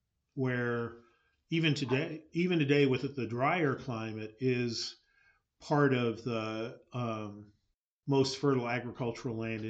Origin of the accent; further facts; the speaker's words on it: California, United States; speaking as a Californian